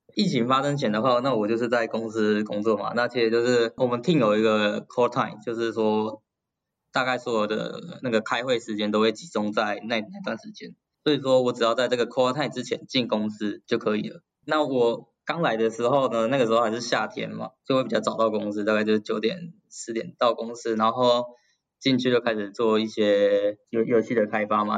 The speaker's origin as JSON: {"language": "Chinese", "country": "Taiwan", "moved": "as an adult", "lives_now": "Japan", "said": "我是台湾人嘛"}